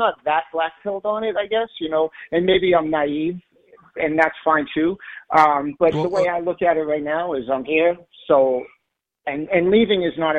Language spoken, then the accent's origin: English; Massachusetts, United States; moved away as an adult; I've been living here for 20 years. I came from Massachusetts, so I'm an East Coast guy originally.